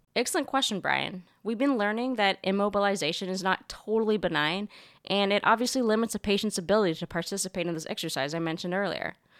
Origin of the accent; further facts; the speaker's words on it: Canada; moved away; my home country's many contributions to modern medicine